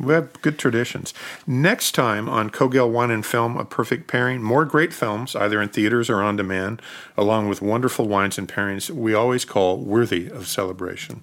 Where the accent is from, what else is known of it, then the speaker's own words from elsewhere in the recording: Oregon, United States; growing up in Oregon